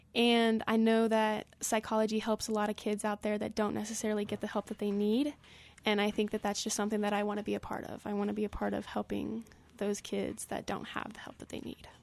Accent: Glenwood Springs, Colorado, United States; I am from Glenwood Springs

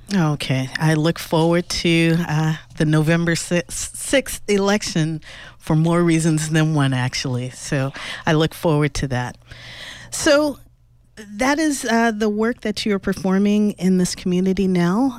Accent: Los Angeles, California, United States; I grew up in Los Angeles

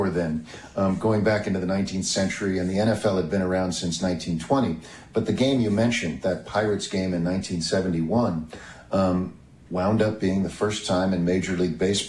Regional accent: Kansas City, Missouri, United States; growing up in Kansas City

